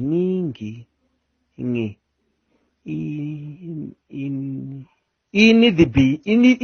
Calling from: El Centro, California, United States; I'm calling from El Centro

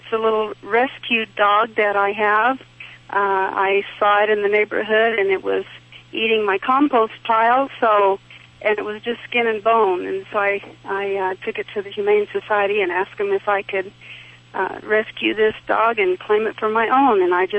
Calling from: Thoreau, New Mexico, United States; I'm calling from a little town in New Mexico called Thoreau.

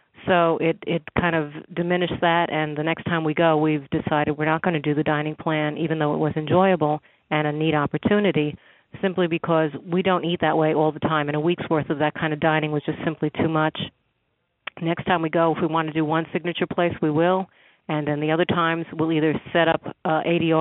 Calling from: San Antonio, Texas, United States; I'm calling from San Antonio, Texas

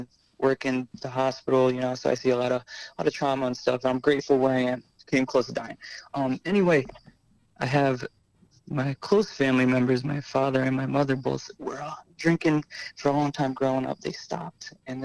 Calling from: Connecticut, United States; Happy holidays. I'm from Connecticut.

